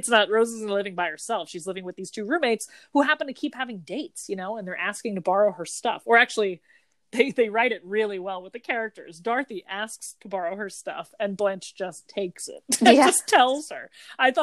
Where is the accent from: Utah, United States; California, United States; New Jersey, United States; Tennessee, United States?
New Jersey, United States; we're from New Jersey